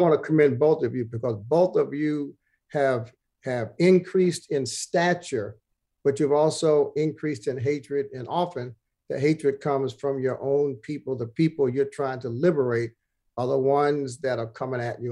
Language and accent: English; New York City, New York, United States; the third was over in Bed-Stuy where I was born on Jefferson.